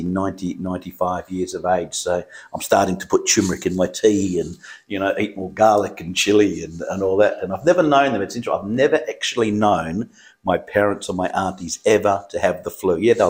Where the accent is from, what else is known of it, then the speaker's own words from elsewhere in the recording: Perth, Western Australia, Australia; also born or lived in Southampton, England; I grew up in Balcatta.